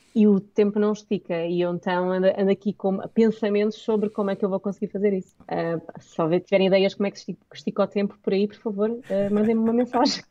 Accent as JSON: {"language": "Portuguese", "country": "Portugal", "said": "nós somos portugueses, o meu inglês é ótimo, mas não sou nativa"}